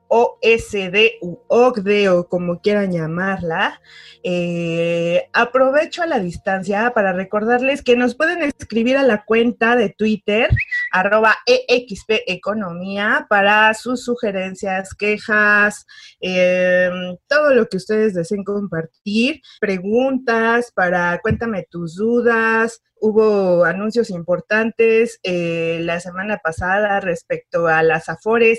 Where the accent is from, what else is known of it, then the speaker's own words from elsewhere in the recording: Mexico; somos los mexicanos